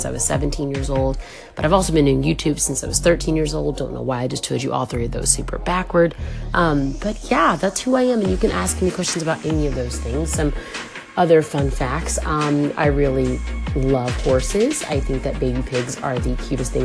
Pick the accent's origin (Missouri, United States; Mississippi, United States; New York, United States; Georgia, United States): Georgia, United States; Atlanta; moved away as an adult; also born or lived in Compton, California; now in Los Angeles, United States; we all moved to Atlanta, Georgia. So I grew up in Georgia. I lived there from 1992 until this past February